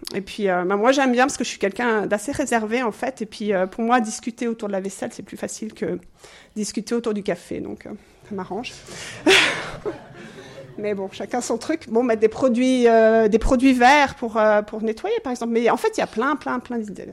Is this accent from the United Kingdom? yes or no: yes; England, United Kingdom; now in Switzerland; je suis anglaise d'origine